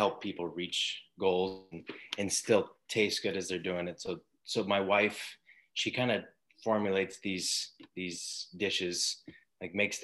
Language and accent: English; Coeur d'Alene, Idaho, United States; also born or lived in Athol, Idaho; I grew up in Coeur d'Alene until about junior high, and then I moved out to Athol and then came back when I was 18.